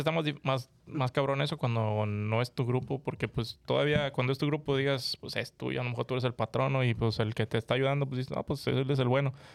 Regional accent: Monterrey, Nuevo León, Mexico; yo soy de Monterrey

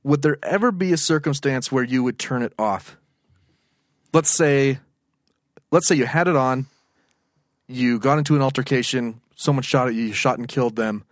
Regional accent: United States; I'm American.

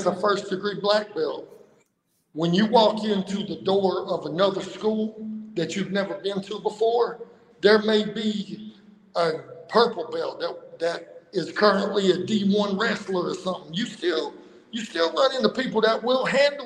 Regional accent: North Myrtle Beach, South Carolina, United States; I'm from North Myrtle Beach, South Carolina. Long area, I still live there, but I'm currently in Hawaii with my day job

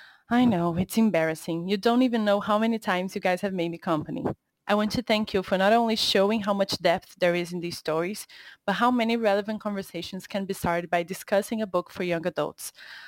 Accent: Rio de Janeiro, Brazil; I am a teacher from Brazil

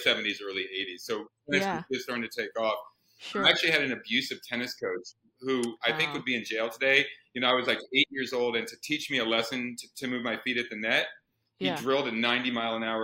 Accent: Iowa, United States; I grew up, weirdly, I grew up in the Midwest, in Iowa

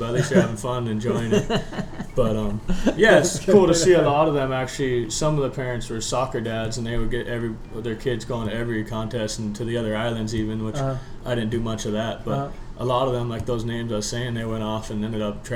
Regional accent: Kahana, Hawaii, United States; also born or lived in Wailuku, Maui; I was born in Wailuku, Maui. Grew up in Kahana, which is over on the west side

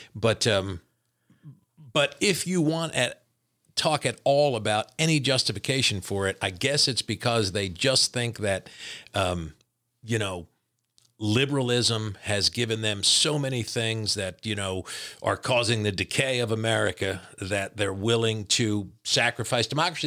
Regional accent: New Jersey, United States; moved away; also born or lived in Kentucky; my New Jersey being my, my home state

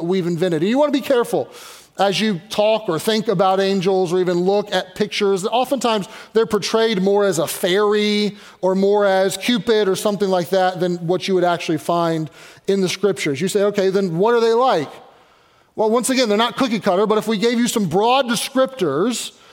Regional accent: Louisville, Kentucky, United States; now in Pittsburgh, United States; But I grew up in Louisville, Kentucky

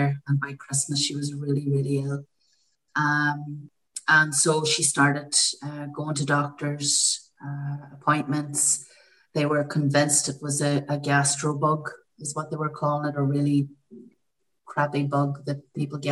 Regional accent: County Tyrone, Northern Ireland, United Kingdom; now in Armagh, United Kingdom; I live in Armagh in Ireland. I'm originally from County Tyrone, neighbouring counties.

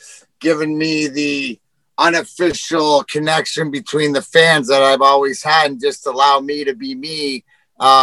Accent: Leamington, Ontario, Canada; I grew up in Leamington, the house I grew up in, door to door to Joe Louis Arena

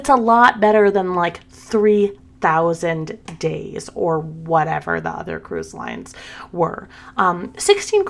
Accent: the South, United States; I'm from the South. We say pen and pen.

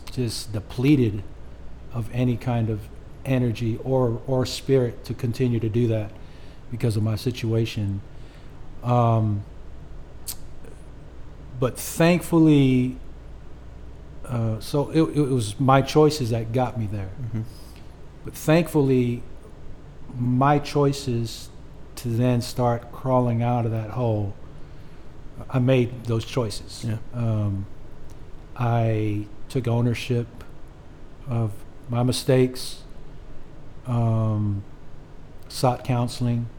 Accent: Oceanside, California, United States; Oceanside, California is where we were born and raised, military town

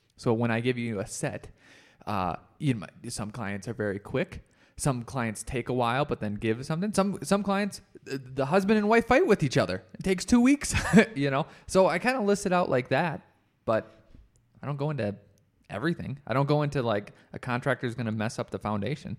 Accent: Rochester, United States; now in Colorado, United States; I probably only do work in Rochester

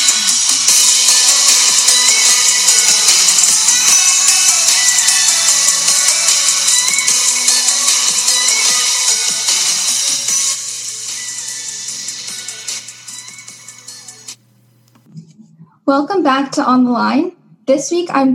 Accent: Seattle, Washington, United States; I am 15 years old and I am from Seattle, Washington.

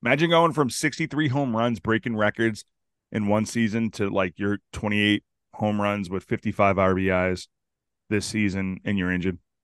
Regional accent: Chelsea, Massachusetts, United States; I grew up in Chelsea

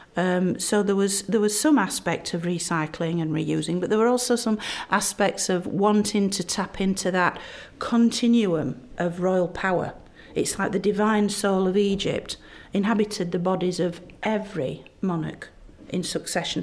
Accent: Barnsley, Yorkshire and the Humber, United Kingdom; where I'm from, Yorkshire, and my hometown Barnsley

